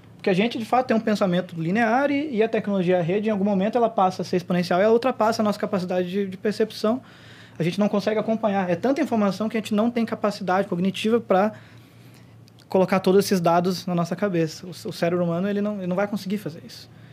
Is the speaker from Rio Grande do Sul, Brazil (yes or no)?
no; Curitiba, Paraná, Brazil; Eu não sou daqui, eu sou de Curitiba